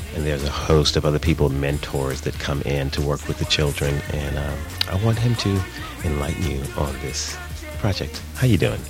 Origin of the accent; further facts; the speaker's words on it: New York, United States; I'm from New York, New York